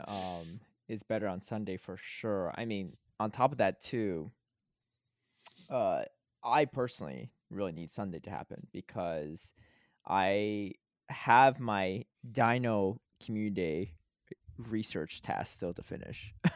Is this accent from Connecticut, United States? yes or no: yes; Connecticut, United States; I grew up in Connecticut